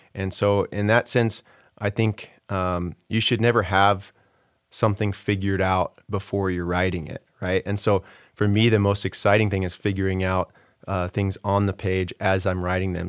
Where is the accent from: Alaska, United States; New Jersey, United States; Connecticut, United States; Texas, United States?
Texas, United States; Houston; moved away as an adult; I sort of despised growing up in Texas and, and left pretty quickly